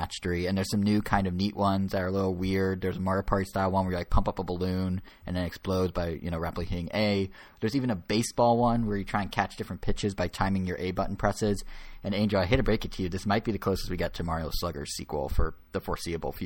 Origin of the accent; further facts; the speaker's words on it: United States; I'm American through and through